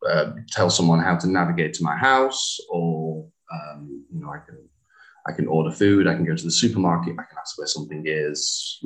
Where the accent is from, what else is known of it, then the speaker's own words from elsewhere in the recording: England, United Kingdom; now in Hanoi, Vietnam; So you're German? And I'm like, oh no, I'm English.